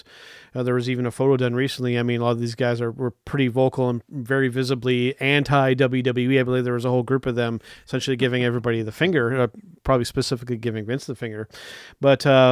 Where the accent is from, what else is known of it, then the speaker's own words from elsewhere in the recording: Canada; also born or lived in East Coast of Canada / Ontario; as a Canadian fan